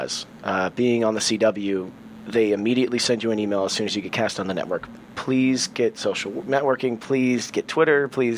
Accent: Nebraska, United States; I'm from Nebraska

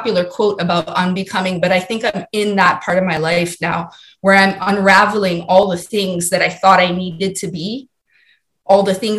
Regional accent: Hawaii, United States; moved away as an adult; also born or lived in Maryland; Born and raised in Hawaii

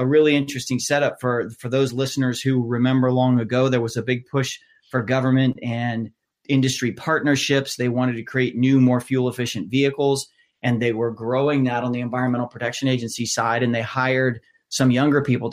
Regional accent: just outside of Columbus, central Ohio, United States; I grew up actually just outside of Columbus, about a half hour north of where I live now, in central Ohio

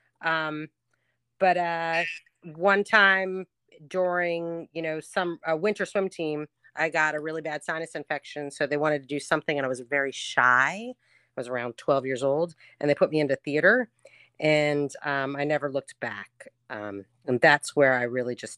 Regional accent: Jersey Shore, New Jersey, United States; moved away as an adult; now in New Orleans, United States; Jersey. I'm from New Jersey. Born and raised at Jersey Shore

